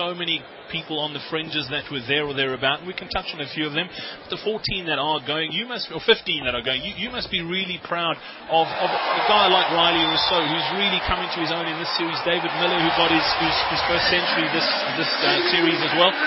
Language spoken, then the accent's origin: English; South Africa; As a South African cricket fan